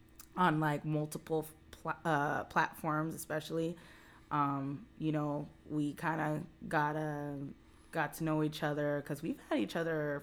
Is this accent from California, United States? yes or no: yes; Whittier, California, United States; we're from the same, we're both from Whittier.